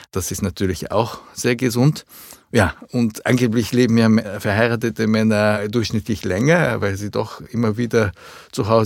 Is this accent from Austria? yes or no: yes; Vienna, Austria; also born or lived in Japan / London, United Kingdom; Also meine Eltern sind gekommen, sind übersiedelt und dann war ich zehn Jahre in Österreich